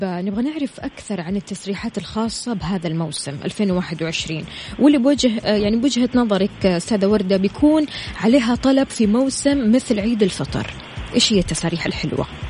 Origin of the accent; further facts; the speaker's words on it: Saudi Arabia; عندنا بالسعوديه